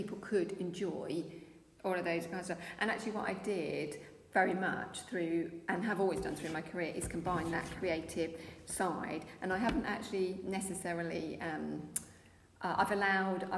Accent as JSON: {"language": "English", "area": "Essex", "region": "East of England", "country": "United Kingdom", "moved": "yes", "lives_now": "Norfolk, United Kingdom", "said": "I was originally from Essex, but I've lived in Norfolk for a long time now"}